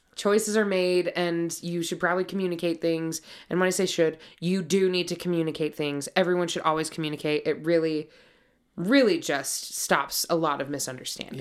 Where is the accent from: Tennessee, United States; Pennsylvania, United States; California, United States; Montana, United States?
Montana, United States; I'm from Montana. I grew up horseback riding.